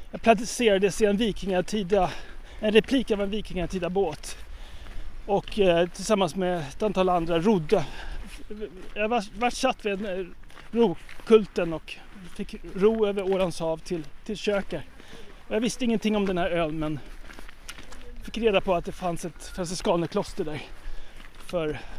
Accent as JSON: {"language": "Swedish", "town": "Stockholm", "region": "Stockholm County", "country": "Sweden", "tie": "born or raised there", "moved": "yes", "lives_now": "Roslagen, Sweden", "said": "Roslagen, men ursprungligen stockholmare."}